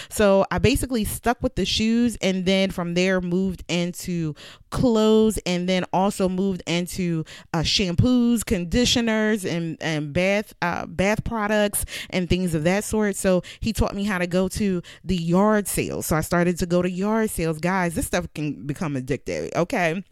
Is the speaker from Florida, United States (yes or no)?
no; Philadelphia, Pennsylvania, United States; I'm from Philly